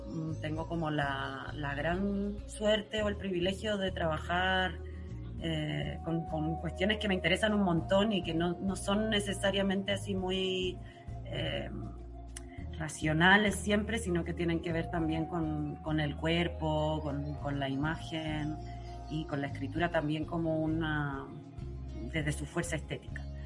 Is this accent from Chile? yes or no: yes; Chile; moved away; also born or lived in Germany; cuando volvió a Chile, que volvió conmigo, que yo tenía seis años